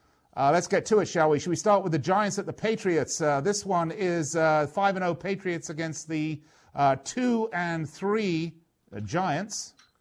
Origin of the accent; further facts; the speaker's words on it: London, United Kingdom; my hometown of London